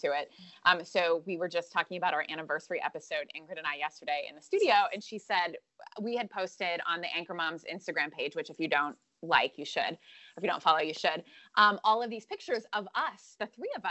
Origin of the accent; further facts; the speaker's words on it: Western Pennsylvania, United States; now in Western North Carolina, United States; My hometown is Western Pennsylvania